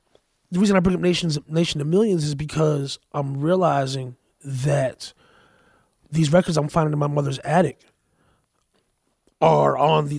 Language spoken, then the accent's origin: English; Paterson, New Jersey, United States; also born or lived in Hackensack; But I grew up in Patterson.